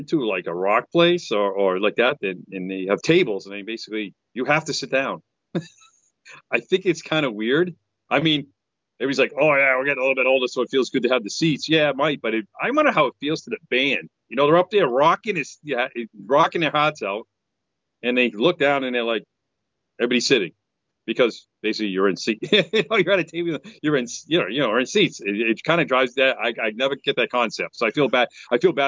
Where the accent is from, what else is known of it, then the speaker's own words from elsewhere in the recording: New England, United States; I'm from New England